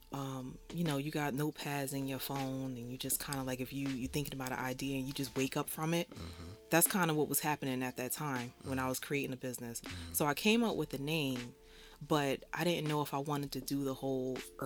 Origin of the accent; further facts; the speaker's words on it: Jersey City, New Jersey, United States; So I'm born and raised in Jersey City, Lafayette Gardens